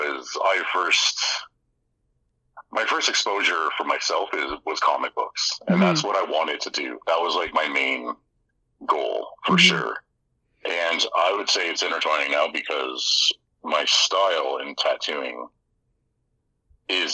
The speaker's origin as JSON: {"language": "English", "town": "Hamilton", "region": "Ontario", "country": "Canada", "tie": "born or raised there", "also_born_or_lived": "Vancouver", "moved": "as an adult", "said": "I grew up in Hamilton, Ontario. I am born and raised on the mountain."}